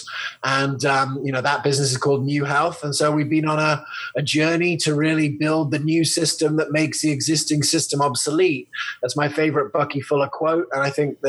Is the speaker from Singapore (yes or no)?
no; England, United Kingdom; moved away; also born or lived in Loveland, Colorado, United States; I was born in Loveland, Colorado in 1980. And I grew up in England